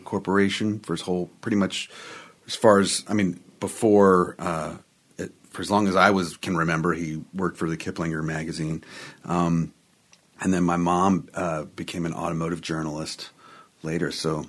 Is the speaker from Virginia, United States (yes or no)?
yes; Clifton, Virginia, United States; also born or lived in Cheverly, Maryland; So I was born in Cheverly, Maryland. Okay. And then when I was 5, I moved to Clifton, Virginia.